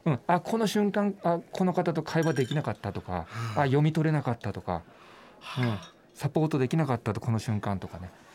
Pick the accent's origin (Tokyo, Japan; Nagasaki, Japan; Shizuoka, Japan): Nagasaki, Japan; 僕地元長崎なんですけども、長崎市なんですけどね